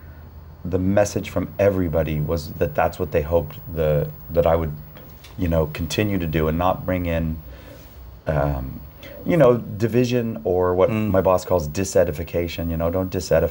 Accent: San Diego, California, United States; I grew up in San Diego.

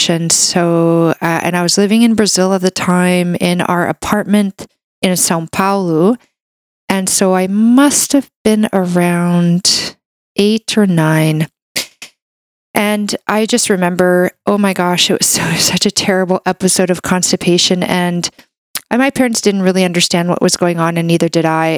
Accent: Canada; I'm a Canadian medical doctor

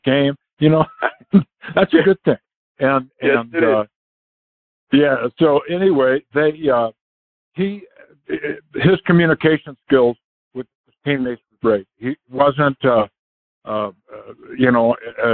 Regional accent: San Diego, California, United States; also born or lived in Minnesota; I grew up in San Diego and as a kid

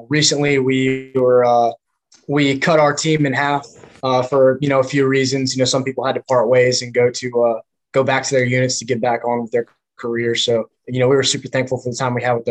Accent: Grimesland, North Carolina, United States; moved away as an adult; also born or lived in Greenville, North Carolina / Kaneohe Bay, Hawaii; I was born originally in Greenville, North Carolina

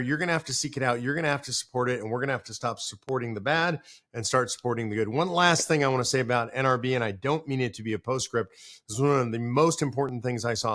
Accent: Texas, United States; I am from Texas

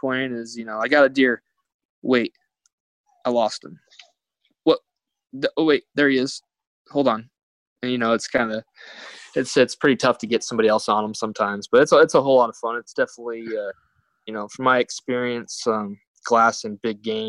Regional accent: Arizona, United States; also born or lived in Montana; I grew up in Arizona

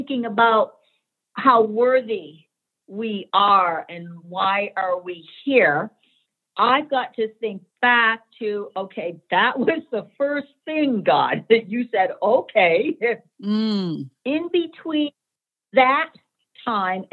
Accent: Boston, Massachusetts, United States; I returned to my home in Boston, Massachusetts

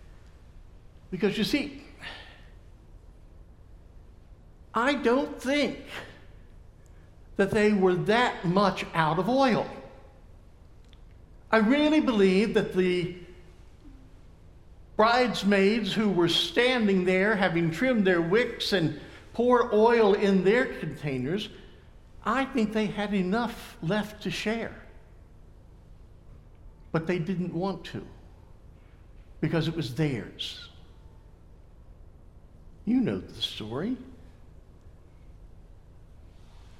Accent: Thomasville, United States; my hometown of Thomasville, at the Finch House

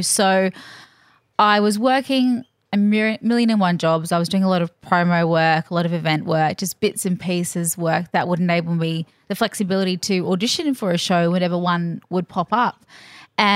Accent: Queensland, Australia; But I was a freshie kid, so just up the road.

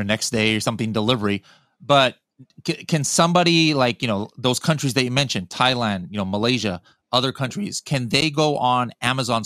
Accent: United States; we Americans

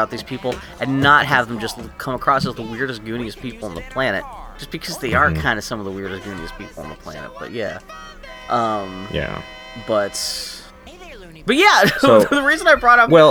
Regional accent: Pittsburgh, Pennsylvania, United States; also born or lived in Texas; My family moved from Texas to Pittsburgh when I was 6 years old

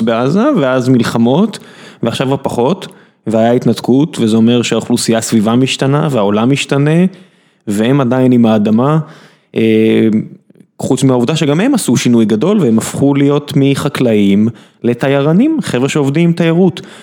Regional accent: Beersheba, Southern District, Israel; כבאר שבעי

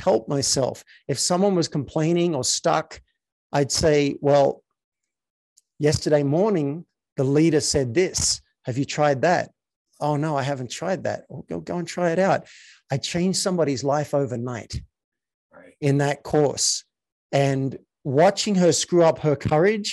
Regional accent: Australia; I was raised in Australia

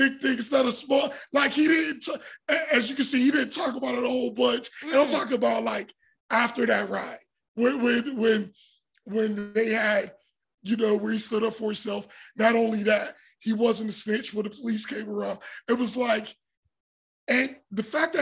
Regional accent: Pittsburgh, Pennsylvania, United States; we grew up in Point Breeze

